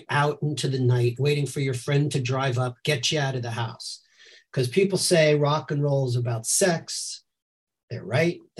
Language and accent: English; suburbs of New York, United States; moved away as an adult; also born or lived in Brooklyn, New York / Lower East Side, New York; now in Edinburgh, United Kingdom; I was born in Brooklyn, but I grew up in the suburbs of New York.